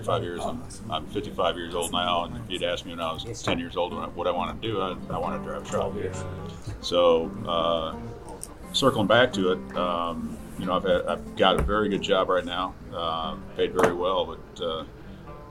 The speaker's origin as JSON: {"language": "English", "town": "Georgetown", "region": "Texas", "country": "United States", "said": "I'm from Georgetown, Texas"}